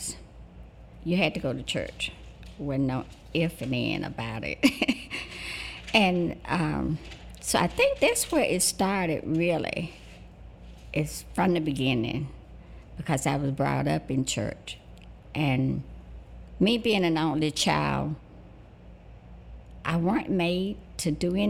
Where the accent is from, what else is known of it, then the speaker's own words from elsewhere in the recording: Forest Home, Alabama, United States; also born or lived in New York; I grew up in Greenville, Alabama. It's a little place northwest of Greenville, Forest Home, Alabama, a little country place on a farm.